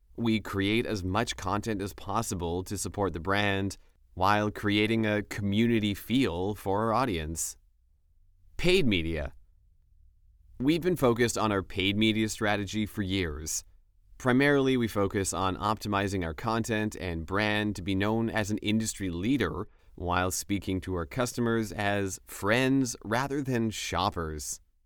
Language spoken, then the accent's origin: English; Western Pennsylvania, United States; I grew up in Western Pennsylvania and played sports.